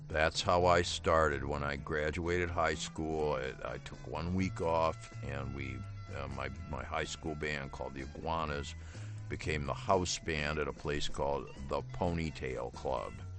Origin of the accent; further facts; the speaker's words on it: Midwest, United States; I was just from the Midwest.